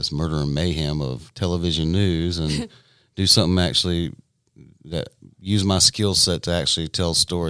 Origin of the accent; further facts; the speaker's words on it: Greer, South Carolina, United States; what better place to go to work for than my hometown